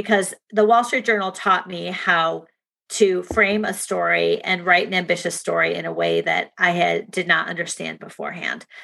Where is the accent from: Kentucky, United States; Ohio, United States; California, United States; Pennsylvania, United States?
Ohio, United States; Shaker Heights; moved away; my hometown of Shaker Heights, Ohio